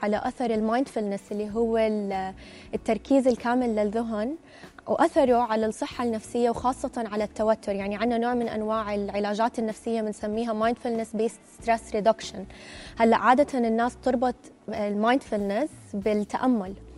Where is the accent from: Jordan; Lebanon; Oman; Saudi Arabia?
Jordan